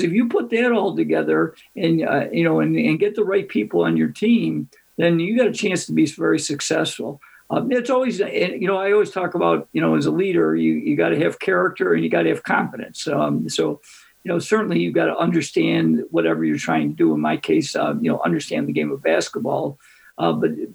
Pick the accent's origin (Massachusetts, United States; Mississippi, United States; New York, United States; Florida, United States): New York, United States; Greece; my hometown of Greece, New York